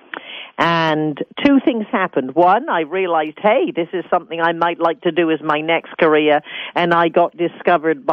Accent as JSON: {"language": "English", "region": "England", "country": "United Kingdom", "tie": "born or raised there", "also_born_or_lived": "San Francisco, United States", "moved": "as an adult", "lives_now": "United States", "said": "I'm British. Born in a small town in England, became a hairstylist at the age 15, came to America at 20"}